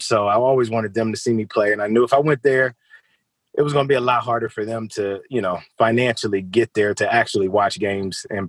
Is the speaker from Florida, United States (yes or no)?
yes; Miami, Florida, United States; Miami was, I was obviously born there